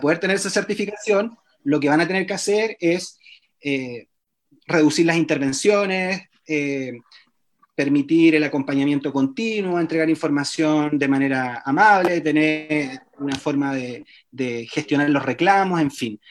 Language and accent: Spanish; Chile; soy un matrón chileno